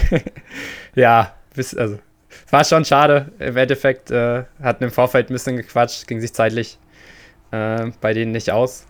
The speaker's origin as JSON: {"language": "German", "area": "Sauerland", "region": "North Rhine-Westphalia", "country": "Germany", "also_born_or_lived": "Leipzig / Chemnitz", "moved": "as an adult", "said": "wir kommen halt beide aus dem Sauerland, so. Wir sind quasi Nachbarn zu Hause"}